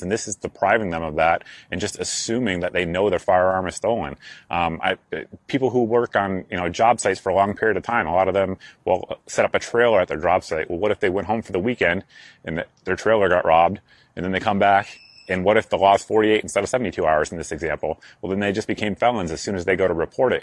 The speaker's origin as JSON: {"language": "English", "region": "New England", "country": "United States", "said": "I'm from New England"}